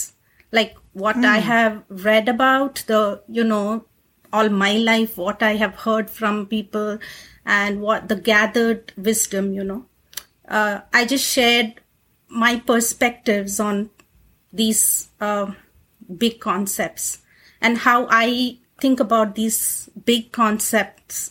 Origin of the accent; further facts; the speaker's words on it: India; moved away as an adult; now in United States; I'm actually originally from India. I came here in 2008 to the US.